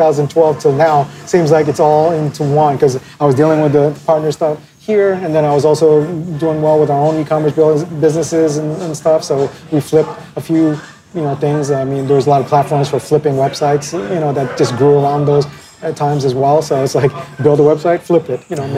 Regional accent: Philippines; now in China; I'm actually Asian, I'm Filipino

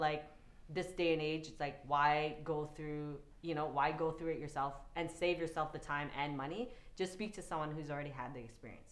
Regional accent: Toronto, Ontario, Canada; I grew up in Regent Park before it was gentrified

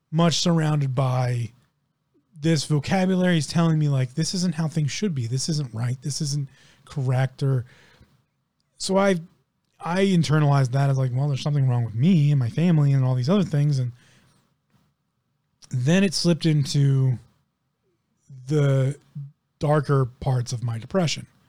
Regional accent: United States; I grew up in one of the richest counties in the United States of America

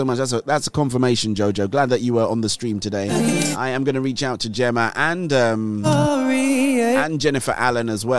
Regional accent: England, United Kingdom; accent: English; my English accent. They say, oh, let's get that guy from the UK

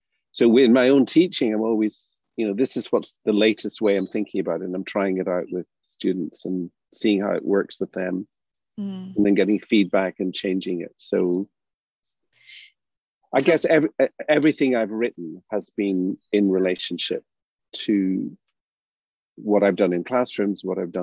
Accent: Derry, Northern Ireland, United Kingdom; moved away; also born or lived in Bristol, England / United States; I grew up in Derry

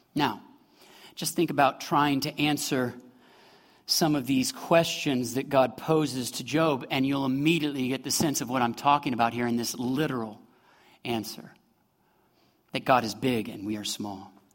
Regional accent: Midwest, United States; moved away as an adult; I'm from the Midwest

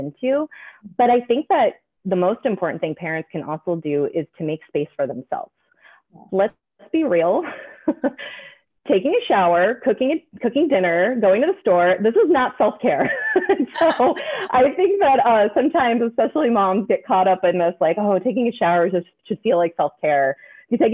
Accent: Midwest, United States; now in Pacific Northwest, United States; I grew up in the Midwest

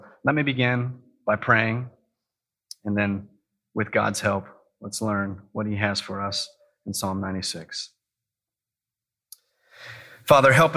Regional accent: Kansas, United States; moved away; I'm from Kansas

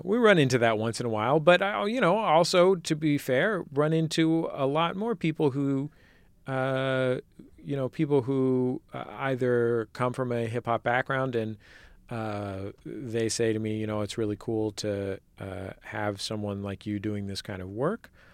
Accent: San Francisco Bay Area, California, United States; I'm from the Bay, uh, where multiculturalism is presumed.

